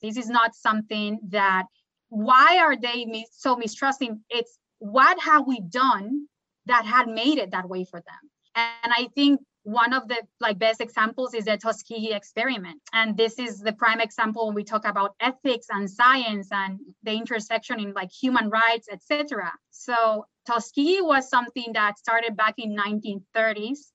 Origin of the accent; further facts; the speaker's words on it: Puerto Rico; now in Durham, United States; Puerto Rico, my home country